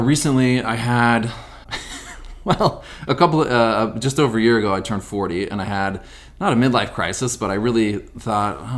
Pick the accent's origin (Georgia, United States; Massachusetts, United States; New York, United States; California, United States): California, United States; Sonora; I grew up in Sonora, California, which is about 100 miles east of here.